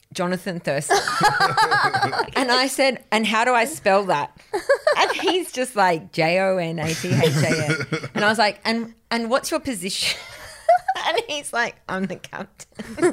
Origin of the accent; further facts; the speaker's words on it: Grafton, New South Wales, Australia; moved away as an adult; also born or lived in Queensland; when I was growing up in Grafton